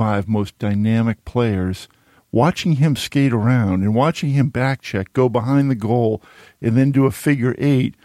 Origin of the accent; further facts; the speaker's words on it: Needham, Massachusetts, United States; I grew up in Needham, learned to skate on the Charles River